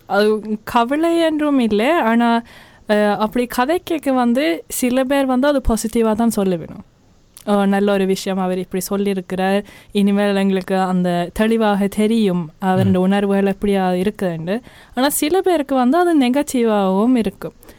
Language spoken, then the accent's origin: Tamil; Oslo, Norway; உஷ்லூவில் பிறந்து வளர்ந்த ஆக்களுக்கு